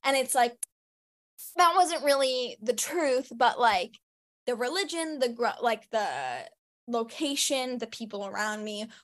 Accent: New York City, New York, United States; I grew up on the Upper West Side in New York City

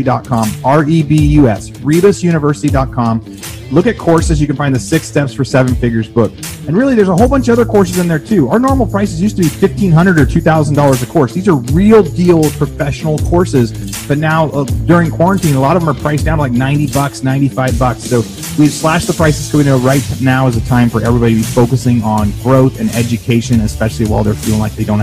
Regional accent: Southern Oregon, United States; growing up in Southern Oregon

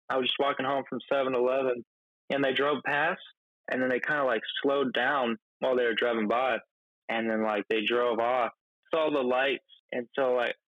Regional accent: Olympia, Washington, United States; born there; Yeah, yeah. I was born in uh, Olympia, Washington.

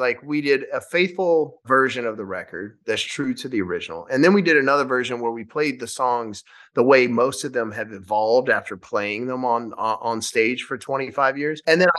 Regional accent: Shreveport, Louisiana, United States; we filmed the first night of the tour in my hometown of Louisiana in Shreveport.

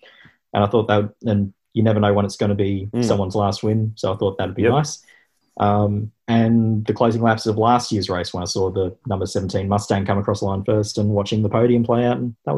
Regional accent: Bowen, Queensland, Australia; moved away; I'm from Bowen in North Queensland. When I was growing up, Red Rooster was the only fast food in town.

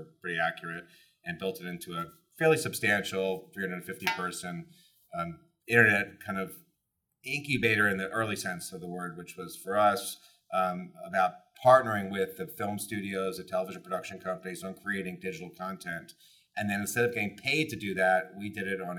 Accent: New York City, New York, United States; also born or lived in Los Angeles; Grew up in the city, New York City, Upper East Side

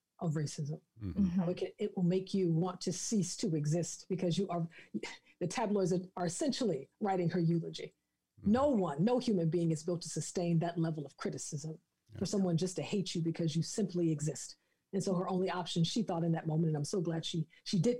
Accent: the South, United States; I'm from the South

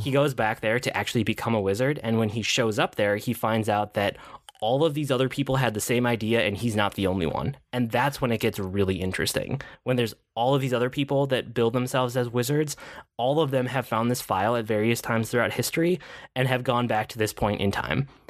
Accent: Minnesota, United States; as a Minnesotan

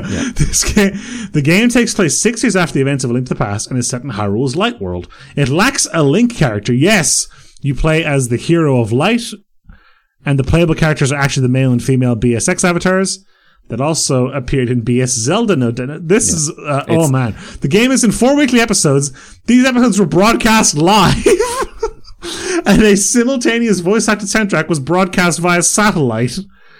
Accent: Ireland; Yeah, je suis Irlandais.

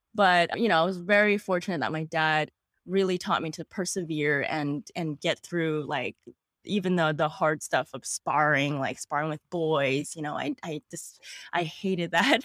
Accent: New York City, New York, United States; I was born and raised in Queens, New York. I am a native New Yorker

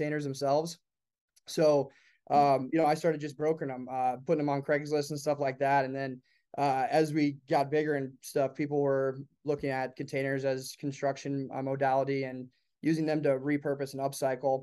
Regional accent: Iowa City, Iowa, United States; moved away as an adult; also born or lived in Colorado; my hometown in Iowa City, Iowa is where I was born and raised

